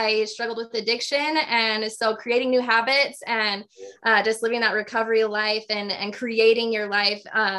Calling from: Morgan, Utah, United States; Do you know where Morgan's at?

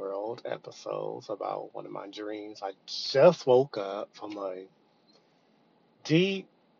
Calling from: Texas, United States; I'm calling from Texas.

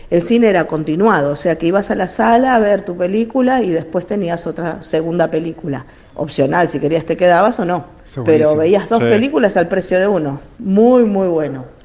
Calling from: Wilde, Buenos Aires Province, Argentina; Hola chicos, ¿qué tal? Buenas noches … de Wilde.

